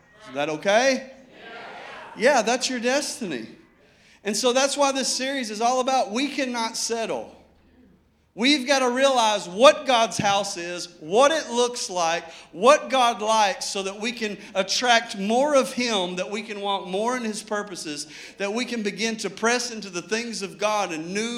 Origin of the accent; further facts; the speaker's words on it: Arkadelphia, Arkansas, United States; I grew up camping on Low Freight River down in Arkadelphia, Arkansas